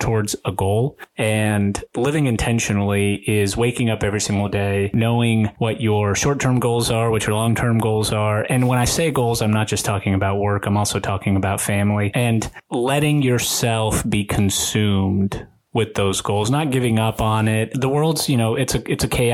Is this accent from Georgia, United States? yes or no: yes; Atlanta, Georgia, United States; also born or lived in Rostov-on-Don, Russia / Washington State; grew up in Atlanta